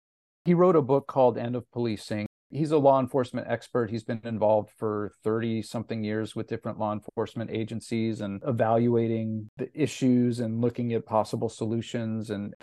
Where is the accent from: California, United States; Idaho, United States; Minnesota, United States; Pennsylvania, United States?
California, United States; Los Angeles; He's at USC in Los Angeles, and I'm from Los Angeles.